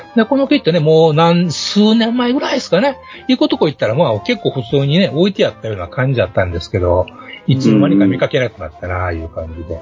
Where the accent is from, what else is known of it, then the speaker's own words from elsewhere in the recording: Kansai, Japan; 関西人なんでね。